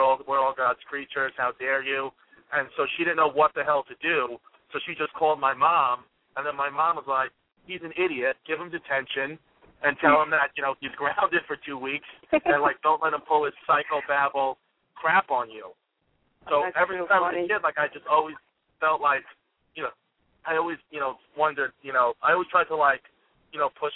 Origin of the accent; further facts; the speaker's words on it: New York City, New York, United States; I was born and raised in Brooklyn